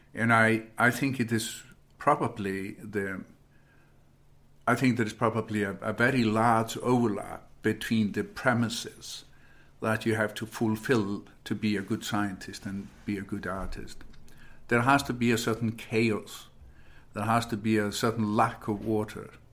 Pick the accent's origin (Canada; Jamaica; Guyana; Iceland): Iceland; moved away as an adult; also born or lived in United States; growing up in Iceland